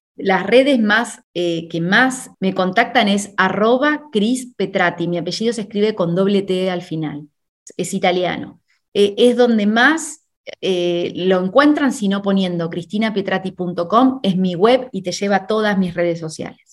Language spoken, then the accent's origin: Spanish; Argentina; moved away; also born or lived in Spain; en mi país, en Argentina